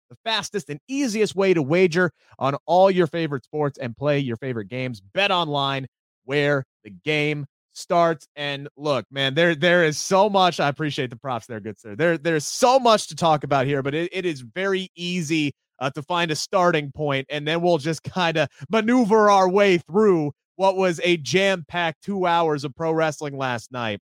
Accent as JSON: {"language": "English", "town": "Cincinnati", "region": "Ohio", "country": "United States", "said": "And I'm from Cincinnati"}